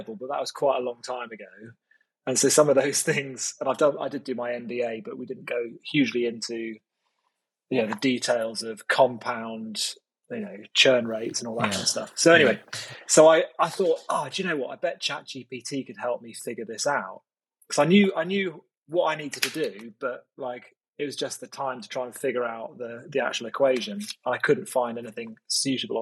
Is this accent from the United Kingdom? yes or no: yes; United Kingdom; I'm quite British, so I am